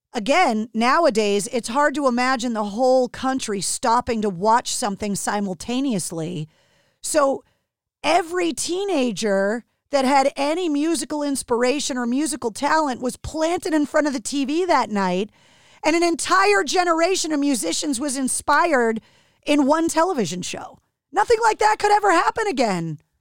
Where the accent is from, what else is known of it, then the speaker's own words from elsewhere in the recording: Massachusetts, United States; my home state of Massachusetts